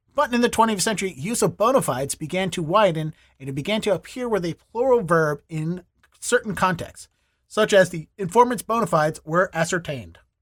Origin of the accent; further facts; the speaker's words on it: Baltimore, Maryland, United States; now in Boston, United States; I grew up in Baltimore, I live in Boston